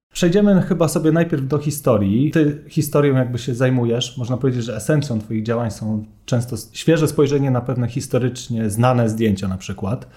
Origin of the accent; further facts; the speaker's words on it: Warsaw, Masovian Voivodeship, Poland; ja też się wychowałem na Dolnym Mokotowie